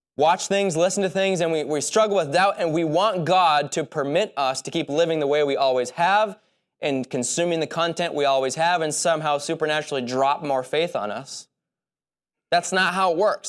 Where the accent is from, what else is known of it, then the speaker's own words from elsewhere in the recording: United States; as American Christians